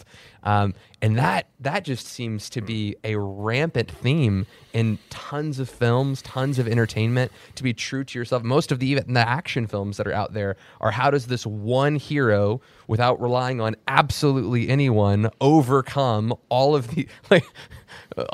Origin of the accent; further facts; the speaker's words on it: Texas, United States; I'm from Texas.